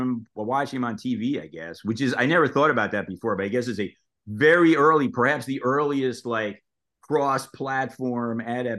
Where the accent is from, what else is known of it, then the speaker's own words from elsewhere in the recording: New York City, New York, United States; moved away as an adult; I grew up in Brooklyn, New York